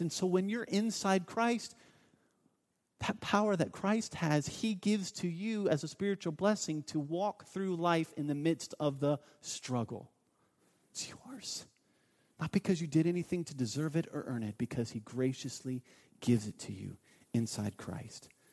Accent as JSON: {"language": "English", "town": "Mount Vernon", "region": "Ohio", "country": "United States", "tie": "born or raised there", "said": "I grew up in a town, um, called Mount Vernon, Ohio"}